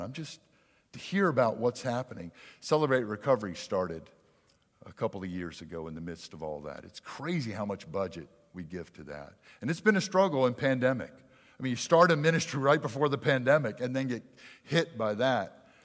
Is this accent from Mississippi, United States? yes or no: yes; near Philadelphia, hometown South Jackson, Mississippi, United States; I'm from South Jackson. We have our issues, okay? I grew up near Philly